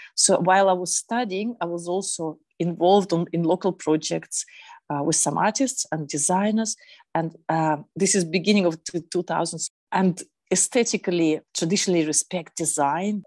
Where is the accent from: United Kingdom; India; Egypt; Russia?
Russia; Lake Baikal, Eastern Siberia; now in Berlin, Germany; I come from Eastern Siberia, it's a place of immense beauty, but also it's quite remote, where five hours flight east of Moscow, and that's where I was born in that part of Russia, actually on the biggest freshwater lake in the world, Lake Baikal.